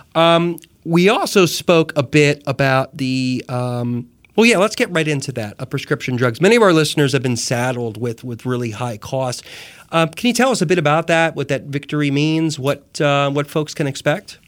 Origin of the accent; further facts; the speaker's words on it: Jersey Shore, New Jersey, United States; moved away as an adult; also born or lived in New York; now in North Carolina, United States; growing up the Jersey Shore